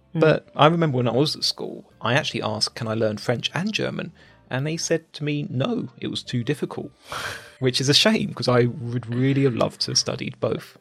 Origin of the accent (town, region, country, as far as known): United Kingdom